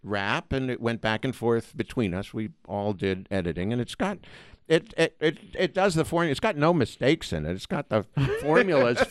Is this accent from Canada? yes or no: no; New York City, New York, United States; moved away as an adult; also born or lived in Boston; now in California, United States; New York City